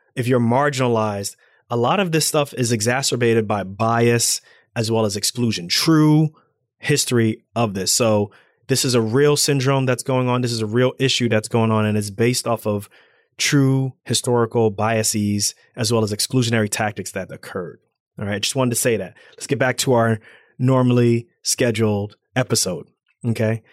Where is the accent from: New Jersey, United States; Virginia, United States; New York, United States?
New Jersey, United States; Irvington; I'm African American. I'm from Irvington, New Jersey